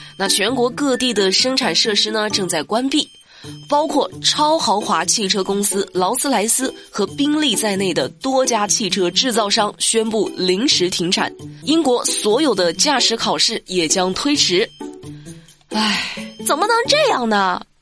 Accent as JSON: {"language": "Chinese", "country": "China", "said": "作为一个中国人"}